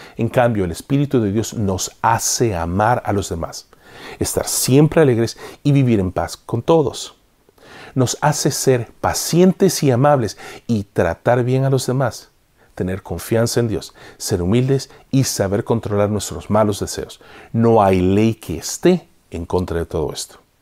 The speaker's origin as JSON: {"language": "Spanish", "country": "El Salvador", "tie": "born or raised there", "said": "en mi país natal, El Salvador"}